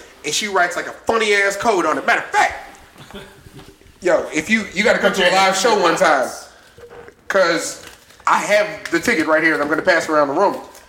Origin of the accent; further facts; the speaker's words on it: Maryland, United States; that's where I'm from. We drove by Andrews, which is where I was born. It's weird.